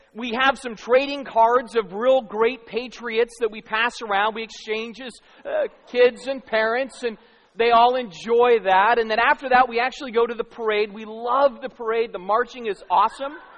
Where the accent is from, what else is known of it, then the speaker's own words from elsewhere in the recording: Arizona, United States; moved away; I grew up in Arizona